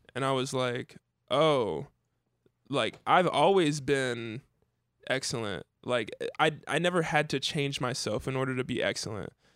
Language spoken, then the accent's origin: English; Dayton, Ohio, United States; I grew up in Dayton